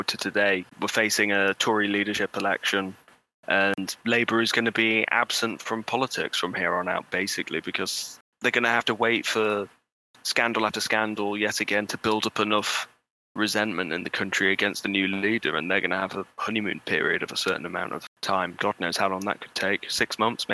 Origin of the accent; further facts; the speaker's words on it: Bolsover, East Midlands, United Kingdom; I'm from Bolsover, which is one of the most intensely Brexity places in the country